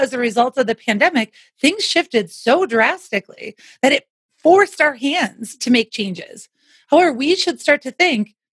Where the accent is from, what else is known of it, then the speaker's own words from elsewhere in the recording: Wisconsin, United States; now in Denver, United States; I'm from Wisconsin originally